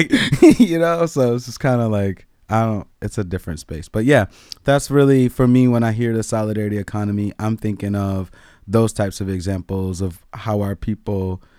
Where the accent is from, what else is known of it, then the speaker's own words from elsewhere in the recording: District of Columbia, United States; born there; For example, I was born outside of Chocolate City. This is DC.